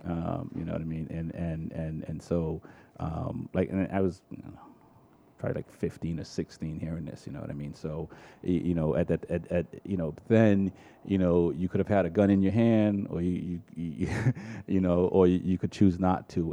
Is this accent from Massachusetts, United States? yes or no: yes; Boston, Massachusetts, United States; also born or lived in Jamaica; growing up in Dorchester in the '80s